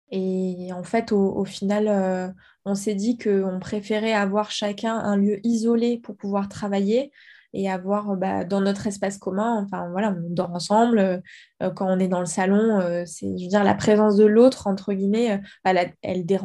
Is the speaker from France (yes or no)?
yes; Guadeloupe, France; also born or lived in South-West France; j'ai vécu dix ans en Guadeloupe, donc finalement, j'ai pas non plus vraiment. Enfin, j'ai grandi en Guadeloupe, en fait, parce que ma mère, elle avait grandi là-bas, enfin, on a beaucoup bougé.